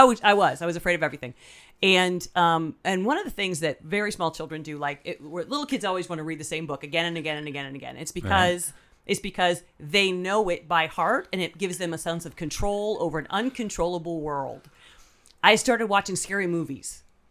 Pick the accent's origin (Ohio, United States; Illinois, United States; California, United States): Ohio, United States; Tiffin; I grew up in Tiffin, Ohio.